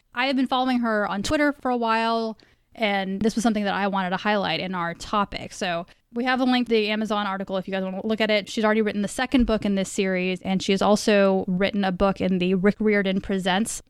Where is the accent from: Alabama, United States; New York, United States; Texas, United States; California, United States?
Texas, United States; Dallas-Fort Worth area; we are all from the Dallas, Fort Worth area